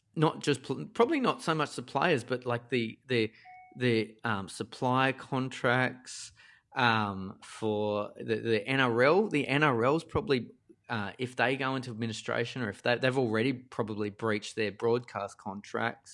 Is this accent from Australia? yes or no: yes; Parramatta, New South Wales, Australia; where I grew up in Parramatta's deep, dark western suburbs